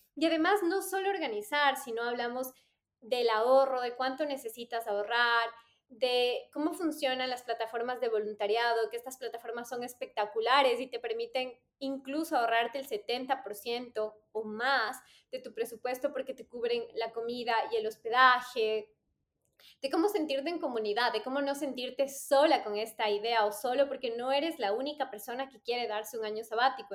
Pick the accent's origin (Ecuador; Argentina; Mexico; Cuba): Ecuador; moved away as an adult; cuando yo salí de Ecuador, mi, nivel de inglés era bastante básico